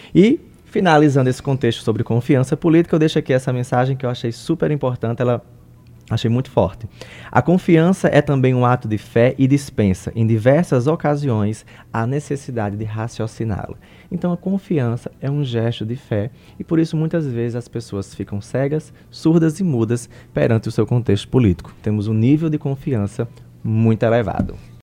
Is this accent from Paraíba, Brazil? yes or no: yes; Paraíba, Brazil; eu sou paraibano